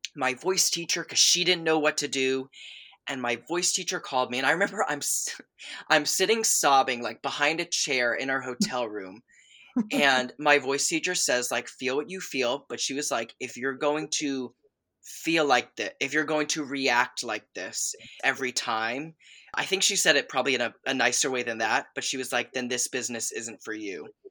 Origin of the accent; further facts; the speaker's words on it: north of Atlanta, Georgia, United States; also born or lived in Chicago / Boston; I basically grew up in, uh, just like thirty minutes north of Atlanta, uh, uh, Georgia